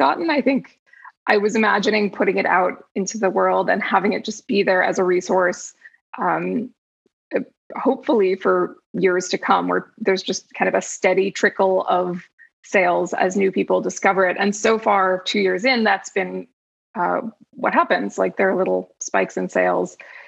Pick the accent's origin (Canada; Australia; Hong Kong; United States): United States; New Jersey; moved away as an adult; now in Los Angeles, United States; I grew up in New Jersey, but I've been in LA for, I think, going on 13 years now